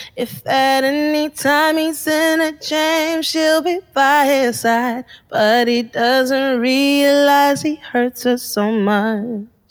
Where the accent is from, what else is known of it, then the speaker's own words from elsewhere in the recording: Harare, Zimbabwe; also born or lived in Bulawayo, Zimbabwe; now in Melbourne, Australia; from five onwards, we were in Harare because my dad had started a business there